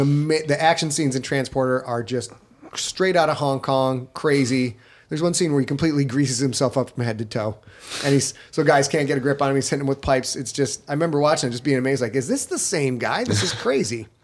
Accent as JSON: {"language": "English", "country": "United States", "said": "as an American"}